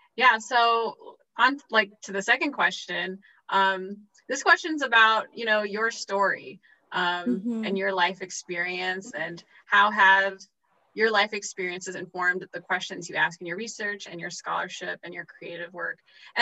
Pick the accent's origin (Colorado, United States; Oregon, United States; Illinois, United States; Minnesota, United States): Illinois, United States; Chicago; I grew up in the Midwest. I grew up in Chicago.